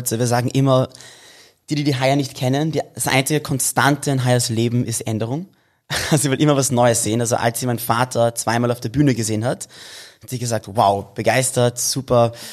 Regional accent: Tel Aviv, Tel Aviv District, Israel; Die Buchstaben auf Hebräisch, wir kommen ja ursprünglich aus, aus Tel Aviv.

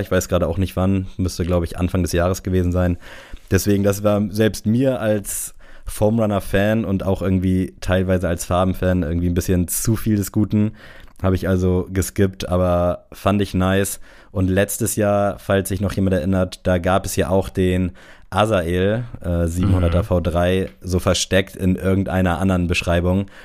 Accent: Southern Germany, Germany; wie man bei uns im Süden so schön sagt

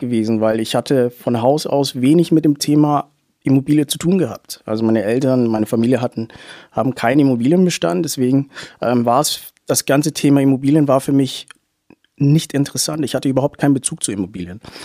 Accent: Hamburg, Germany; moved away as an adult; also born or lived in Munich; now in Nuremberg, Germany; ich bin gebürtig aus Hamburg

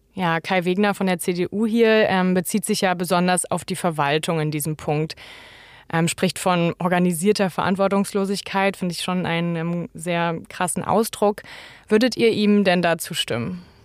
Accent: Berlin, Germany; ich als Berlinerin

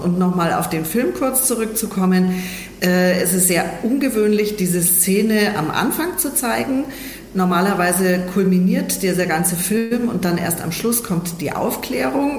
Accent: Germany; bei uns in Deutschland äh, bzw. in Europa

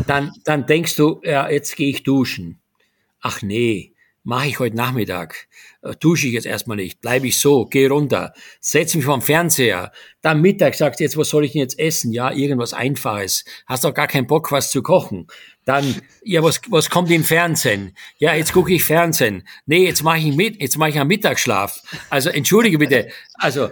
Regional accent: Styria, Austria; moved away as an adult; also born or lived in Graz; now in Germany; meine Heimat Steiermark, die ich sehr vermisse

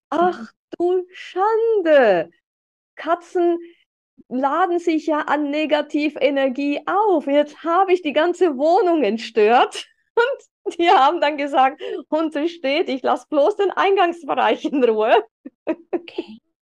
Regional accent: Switzerland; bei uns in der Schweiz

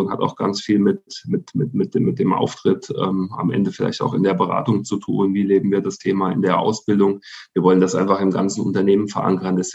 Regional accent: Hesse, Germany; ich komme gebürtig aus Mittelhessen. Das ist wirklich so eine ähm, Handballregion zu der Zeit

